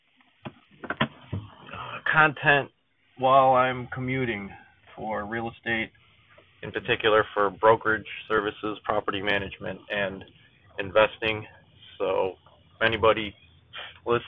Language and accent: English; Cleveland, Ohio, United States; I was born here in Cleveland, Ohio